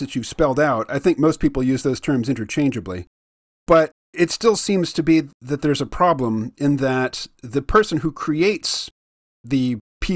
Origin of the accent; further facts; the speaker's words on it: United States; me as an American